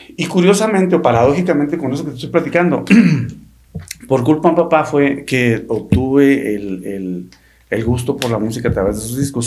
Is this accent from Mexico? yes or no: yes; Sonora, Mexico; somos de Sonora y acostumbramos a decir así